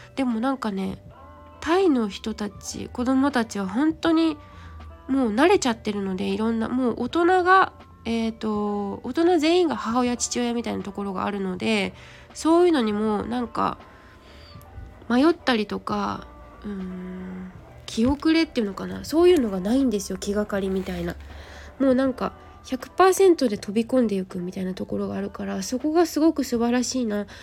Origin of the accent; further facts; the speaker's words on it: Japan; 私の地元もそうですけど、おじいちゃん、おばあちゃんが歩いています。